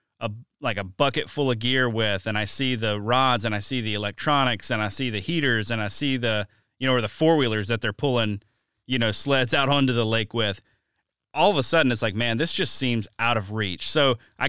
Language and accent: English; Mobile, Alabama, United States; now in Wisconsin, United States; growing up in Mobile, Alabama.